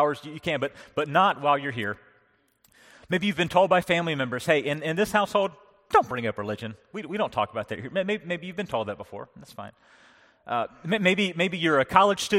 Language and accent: English; North Carolina, United States; now in Pennsylvania, United States; I was raised in North Carolina.